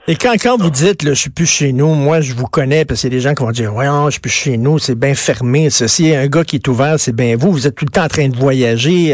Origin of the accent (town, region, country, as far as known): Quebec, Canada